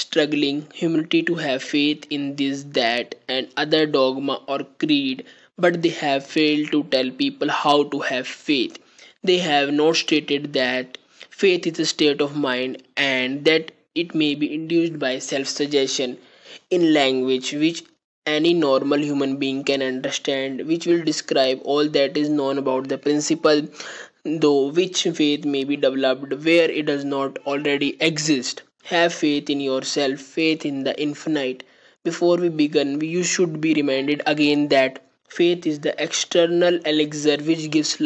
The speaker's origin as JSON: {"language": "English", "country": "India", "said": "I am from India."}